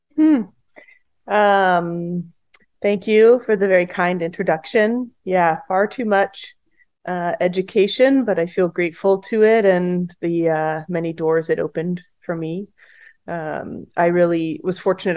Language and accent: English; the Bay Area, California, United States; I grew up in the Bay Area